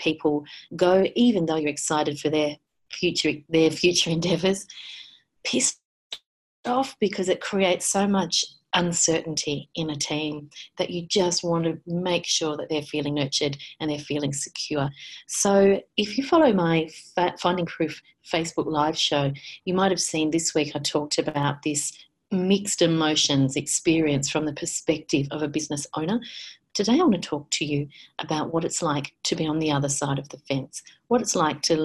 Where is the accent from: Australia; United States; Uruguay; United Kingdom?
Australia